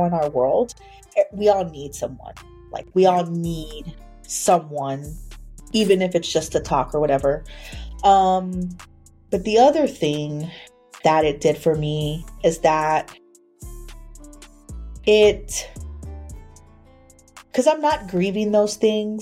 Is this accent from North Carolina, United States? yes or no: no; San Antonio, Texas, United States; also born or lived in Austin; I grew up in Austin, even though I was born and raised in San Antonio.